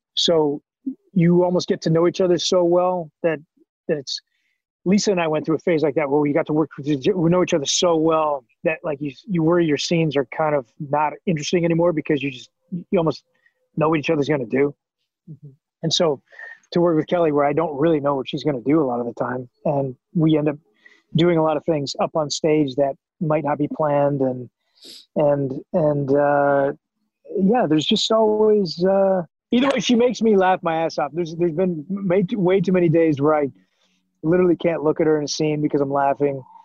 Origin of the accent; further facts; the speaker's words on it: Canada; moved away as an adult; now in United States; as a Canadian actor who didn't know anybody